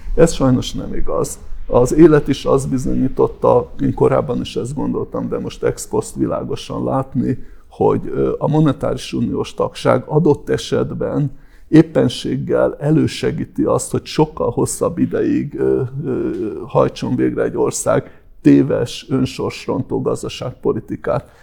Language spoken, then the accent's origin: Hungarian; Hungary; magyarként és európaiként